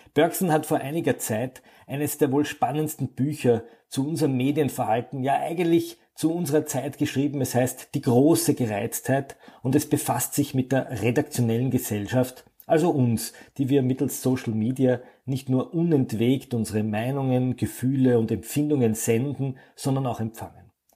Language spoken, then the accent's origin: German; Austria; Bei uns in Österreich